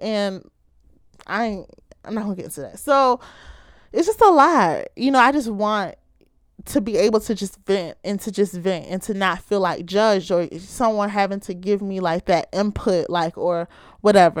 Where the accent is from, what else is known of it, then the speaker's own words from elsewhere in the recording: Baltimore, Maryland, United States; I'm from the Charm City, Ravens Nation, or as many of you may call it, Be More, Baltimore, Maryland.